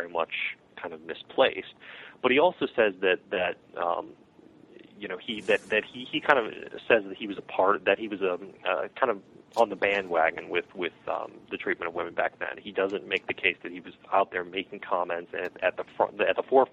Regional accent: Chicago, Illinois, United States; born or raised there

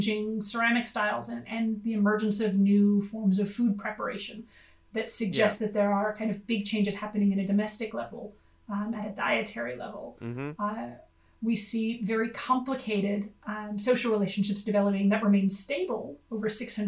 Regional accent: United States; now in Australia; as an American

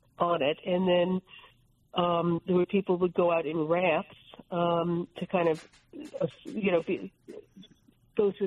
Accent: New Jersey, United States; I'm from New Jersey

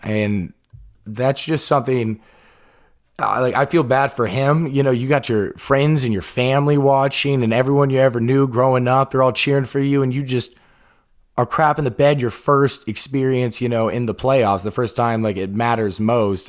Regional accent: Atlanta, Georgia, United States; The Falcons, we're from Atlanta

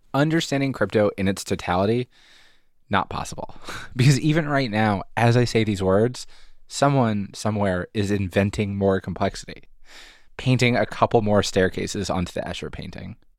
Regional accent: Haverford, Pennsylvania, United States; I'm from Haverford

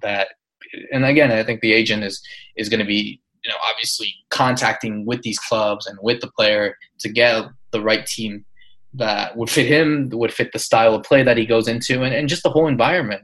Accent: United States; I'm obviously American

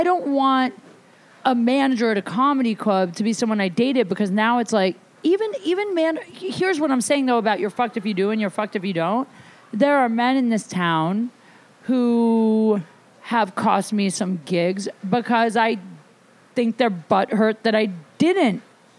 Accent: Ohio, United States; moved away; I'm from Ohio

